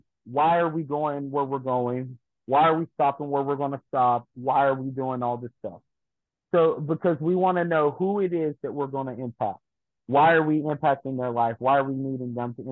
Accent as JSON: {"language": "English", "town": "Jessup", "country": "United States", "tie": "born or raised there", "said": "Jessup, my hometown"}